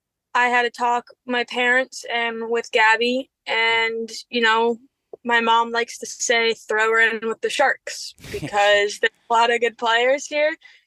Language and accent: English; Cincinnati, Ohio, United States; You know, Cincinnati is my hometown, and I love that.